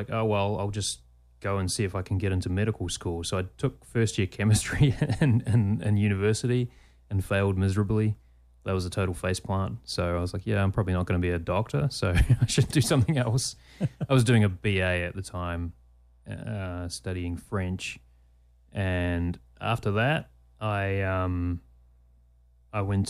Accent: Christchurch, Canterbury, New Zealand; accent: New Zealand; moved away as an adult; now in United States; the Christchurch Press, my hometown newspaper

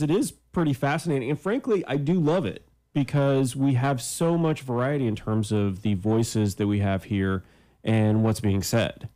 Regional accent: Canada; now in United States; I'm Canadian

